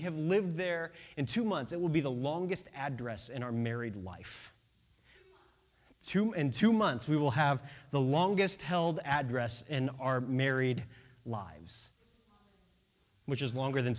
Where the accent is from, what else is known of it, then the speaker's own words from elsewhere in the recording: Peoria, Illinois, United States; born there; I was born in Peoria, Illinois, in like the middle of Illinois.